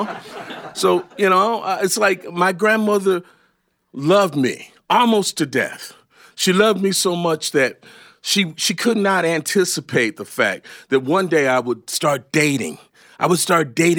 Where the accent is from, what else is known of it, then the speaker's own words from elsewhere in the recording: Detroit, Michigan, United States; I'm born and raised in Detroit